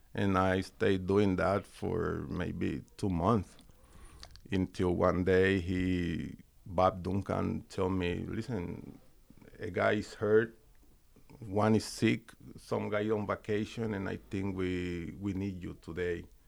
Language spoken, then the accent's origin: English; Puerto Rico; moved away; I grew up, I'm from the countryside in Puerto Rico.